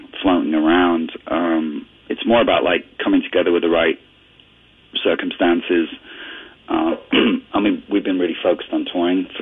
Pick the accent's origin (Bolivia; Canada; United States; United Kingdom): Canada; Ontario; also born or lived in northwestern Europe; growing up in Canada, I immigrated to Canada when I was 11